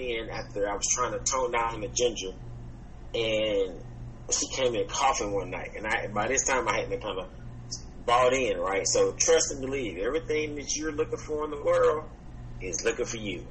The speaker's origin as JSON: {"language": "English", "region": "Georgia", "country": "United States", "said": "I'm in Georgia. I'm from Georgia."}